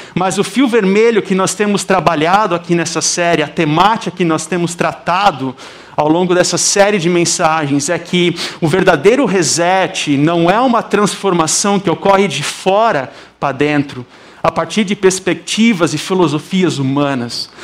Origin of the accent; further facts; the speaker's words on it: South Region, Brazil; accent: southern (sotaque do sul); moved away as an adult; now in Campinas, Brazil; o sotaque aqui é do sul